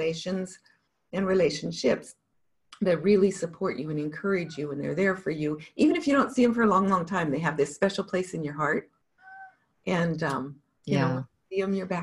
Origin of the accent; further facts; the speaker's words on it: Montana, United States; I grew up in Montana